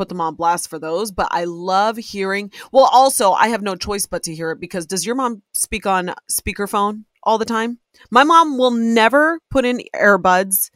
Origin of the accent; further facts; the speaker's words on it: Ohio, United States; Soy Nicaragüense, but I was born and raised in Ohio.